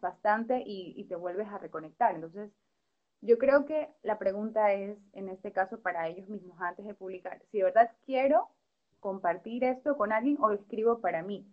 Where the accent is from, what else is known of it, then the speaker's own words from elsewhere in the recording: Ecuador; como autores ecuatorianos